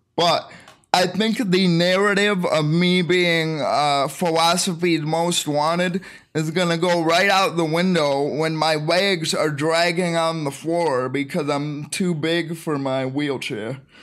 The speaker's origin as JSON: {"language": "English", "region": "Michigan", "country": "United States", "said": "I'm from Michigan"}